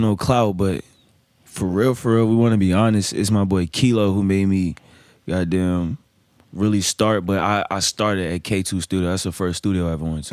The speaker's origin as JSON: {"language": "English", "town": "Hampton", "region": "Virginia", "country": "United States", "moved": "yes", "lives_now": "Richmond, United States", "said": "I'm from Shell Road."}